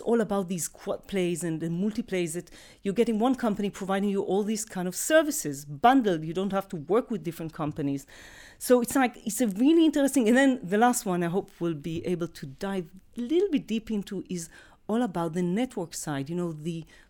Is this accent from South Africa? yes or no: no; Israel; born and raised in Israel, been in tech for more than 2 decades.